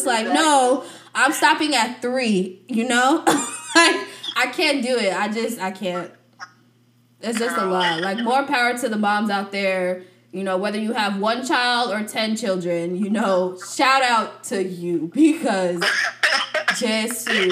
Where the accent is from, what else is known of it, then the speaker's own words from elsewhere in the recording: United States; we were raised in the United States